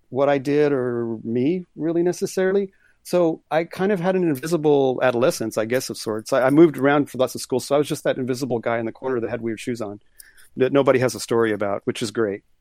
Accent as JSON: {"language": "English", "town": "Corpus Christi", "region": "Texas", "country": "United States", "tie": "born there", "also_born_or_lived": "moved all over the States", "said": "I was born in Corpus Christi on the water, but it was sort of more of my family was just kind of moving around"}